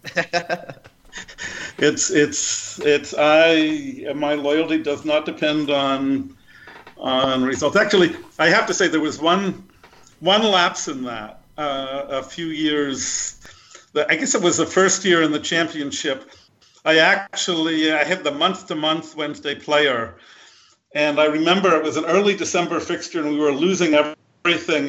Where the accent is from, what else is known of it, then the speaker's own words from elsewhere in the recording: United States; I'm an American, I'm not from Sheffield